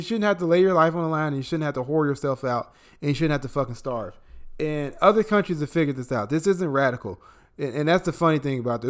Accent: Illinois, United States; moved away; my home state of Illinois

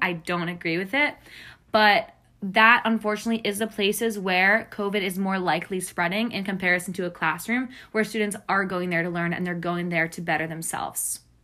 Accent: Long Island, New York, United States; moved away as an adult; also born or lived in Columbia, South Carolina; now in South Carolina, United States; I am from Long Island, New York

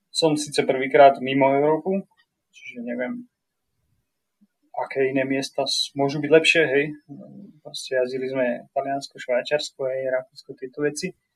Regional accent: Slovakia; moved away as an adult; now in Whistler, Canada

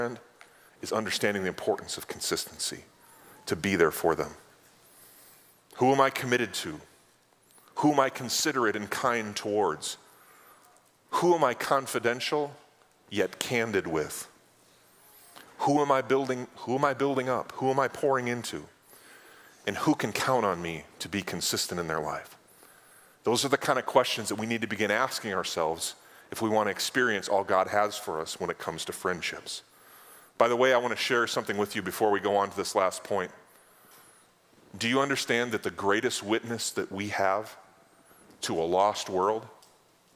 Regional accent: North Dakota, United States; moved away as an adult; now in South Dakota, United States; I grew up in North

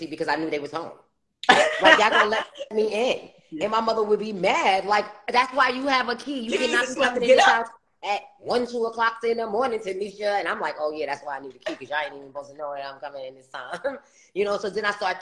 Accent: New York City, New York, United States; Queens, New York. Yes, ma'am. And then at, I want to say young adult, not young adult, like teenage age, I left from St. Albans, you know, Farmers Boulevard, and went to Southside.

